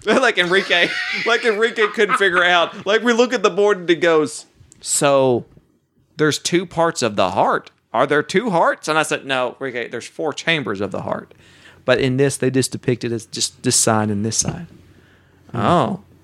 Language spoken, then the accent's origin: English; Oklahoma, United States; now in Texas, United States; I'm from Oklahoma